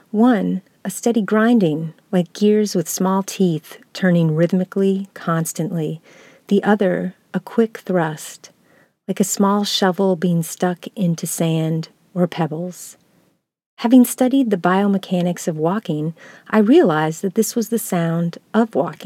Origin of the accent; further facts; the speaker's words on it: North Carolina, United States; also born or lived in Upper Peninsula, Michigan / Virginia / Iowa / Minnesota; Maybe it's because I was born in the Upper Peninsula of Michigan and grew up in North Carolina and Virginia, then moved to Iowa, Minnesota, Southern California, Georgia, then Minnesota again.